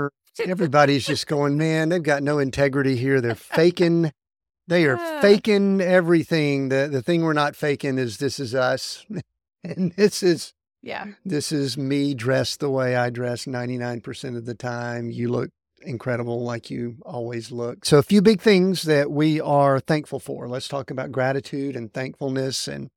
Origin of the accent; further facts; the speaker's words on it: the South, United States; We're from the South.